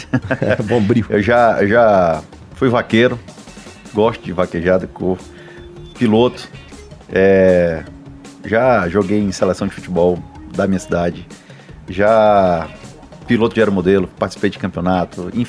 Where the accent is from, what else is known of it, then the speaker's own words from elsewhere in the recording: Fortaleza, Ceará, Brazil; Sou de Sobral, não, sou de Fortaleza, cara.